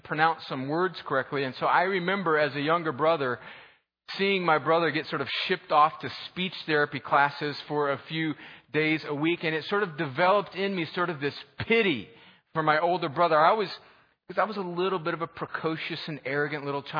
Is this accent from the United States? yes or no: yes; California, United States; When I grew up in California, we didn't have middle school that was sixth, seventh, and eighth grade.